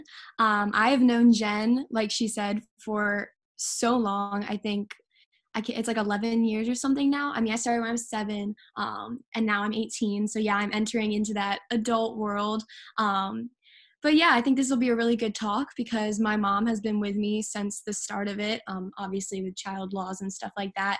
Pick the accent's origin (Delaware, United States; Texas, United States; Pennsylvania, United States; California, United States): Delaware, United States; where I grew up in Delaware, there's like farms all over the place